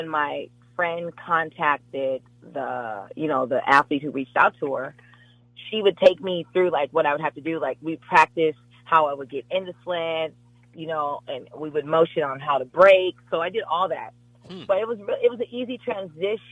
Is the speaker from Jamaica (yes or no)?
yes; Jamaica; I am Jamaican